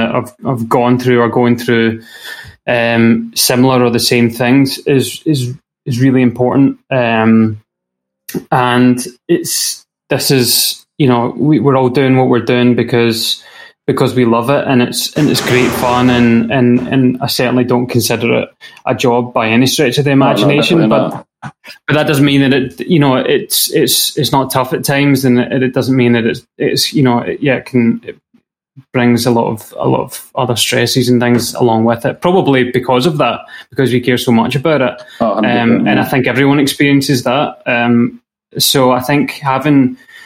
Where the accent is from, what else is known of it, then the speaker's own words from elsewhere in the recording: Scotland, United Kingdom; a kind of family proud association with being Scottish